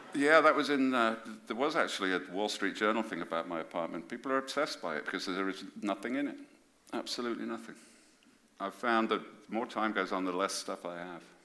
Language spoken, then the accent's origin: English; Birmingham, West Midlands, United Kingdom; I come from Birmingham